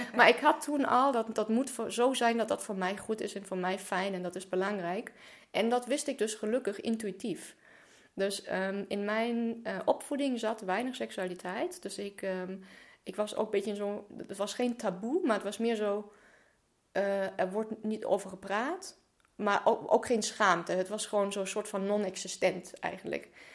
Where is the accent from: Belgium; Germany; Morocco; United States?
Germany; moved away; geboren en opgegroeid in Duitsland.